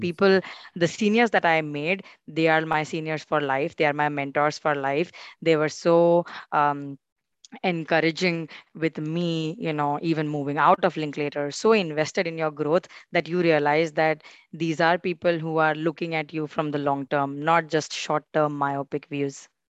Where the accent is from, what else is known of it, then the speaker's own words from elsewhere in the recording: India; we are competing as Indian law students